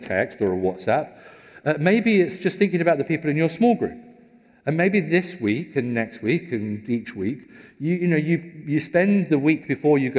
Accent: United Kingdom; we're British

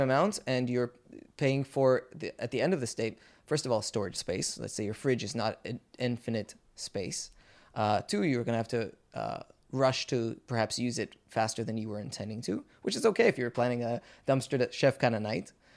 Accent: Israel; we Israelis

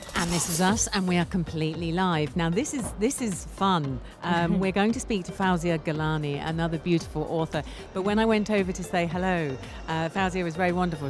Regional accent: London, United Kingdom; moved away as an adult; now in United Arab Emirates; I'm an expat and I, and I obviously live here, um, but I come from London in the UK and I knew what Eid was before I, before I moved 15 years ago

